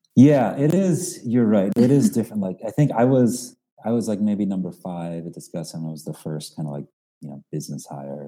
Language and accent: English; Philadelphia suburbs, Pennsylvania, United States; also born or lived in Kolkata, India; now in New York, United States; I actually was born in India, in Calcutta, mm. India, uh, and moved to the States when I was five or so, and uh, grew up in uh, mostly in the Philadelphia suburbs